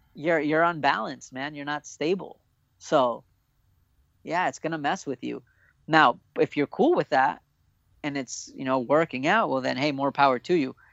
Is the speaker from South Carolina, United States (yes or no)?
no; Orange County, California, United States; I'm an OC kid, dude. I'm so proud to be from Orange County